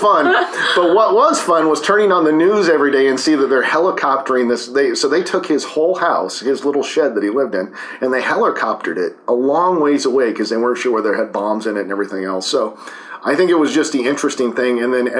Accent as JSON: {"language": "English", "area": "Columbia River Gorge", "region": "Southwest Washington", "country": "United States", "tie": "born or raised there", "also_born_or_lived": "Montana", "lives_now": "Port Angeles, United States", "said": "I was raised in Southwest Washington at the mouth of the Columbia River Gorge, and my family had a house that was right on the banks of the Washougal River"}